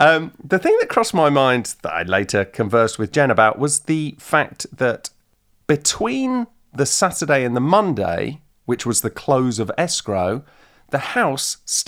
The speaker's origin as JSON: {"language": "English", "town": "Manchester", "region": "North West England", "country": "United Kingdom", "moved": "yes", "lives_now": "Los Angeles, United States", "said": "we're from Manchester."}